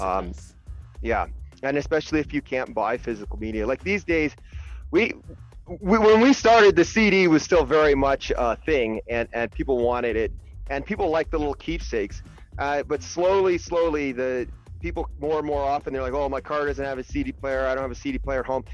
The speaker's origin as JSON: {"language": "English", "town": "Burlington", "region": "Ontario", "country": "Canada", "said": "I'm from Burlington, Ontario"}